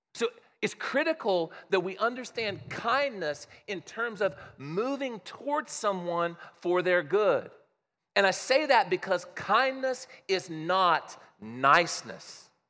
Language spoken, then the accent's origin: English; Midwest, United States; I grew up in the Midwest